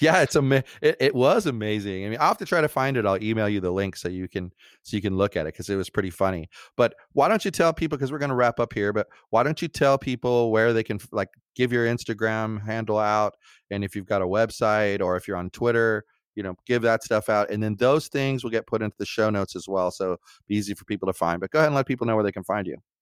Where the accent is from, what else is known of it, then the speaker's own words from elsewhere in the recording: United States; as American citizens